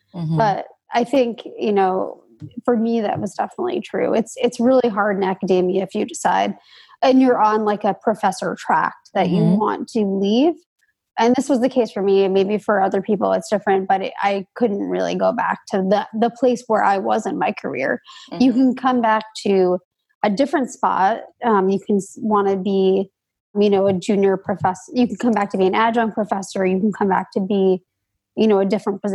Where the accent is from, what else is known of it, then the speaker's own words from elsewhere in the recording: United States; I grew up right outside of New York City